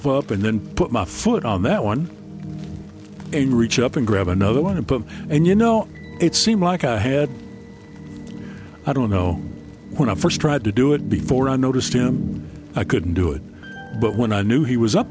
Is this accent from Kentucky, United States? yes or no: yes; Paintsville, Kentucky, United States; my hometown of Paintsville